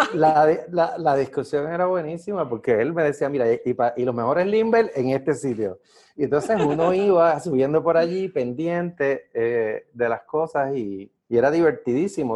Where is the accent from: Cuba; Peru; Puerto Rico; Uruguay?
Puerto Rico; fue la primera vez que yo salí de Puerto Rico, de Estados Unidos